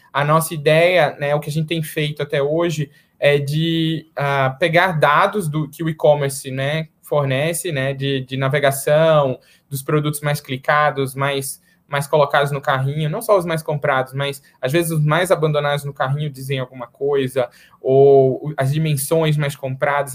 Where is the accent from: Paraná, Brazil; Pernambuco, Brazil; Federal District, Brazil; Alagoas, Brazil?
Pernambuco, Brazil; Recife; now in São Paulo, Brazil; Eu sou lá de Recife moro em São Paulo hoje, mas sou de Recife